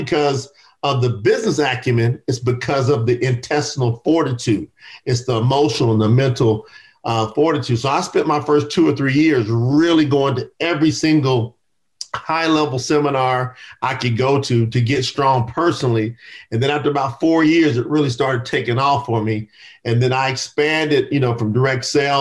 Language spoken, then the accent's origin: English; Kentucky, United States; I was born in the South in Kentucky. So I grew up in a lot of racial tension and strife in the South.